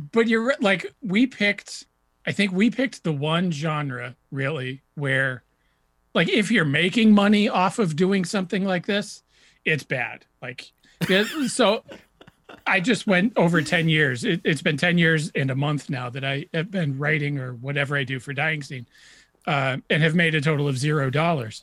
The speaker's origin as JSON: {"language": "English", "region": "New Hampshire", "country": "United States", "tie": "born or raised there", "said": "I grew up in New Hampshire"}